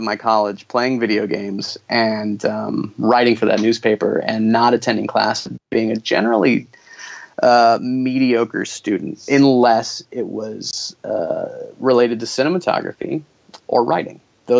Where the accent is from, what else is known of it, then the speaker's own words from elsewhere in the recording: the Bible Belt, United States; Well, I mean, look, I grew up in the Bible Belt. It's just kind of part. It's part of life.